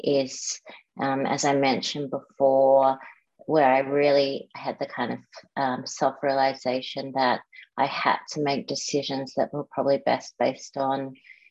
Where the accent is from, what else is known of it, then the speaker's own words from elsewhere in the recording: Melbourne, Victoria, Australia; I grew up in Melbourne and went to private schools here